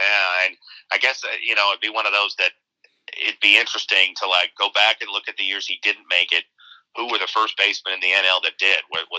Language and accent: English; Arizona, United States; you got a lot of Todd Helton exposure growing up in Arizona.